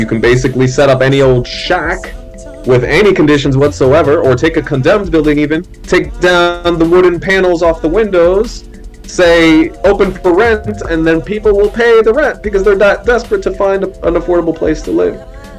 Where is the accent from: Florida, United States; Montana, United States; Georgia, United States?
Florida, United States; Miami; also born or lived in New Orleans, Louisiana; I wasn't born in Miami, I was born in New Orleans, but I was raised in Miami pre-Hurricane Andrew. Hurricane Andrew blew away our apartment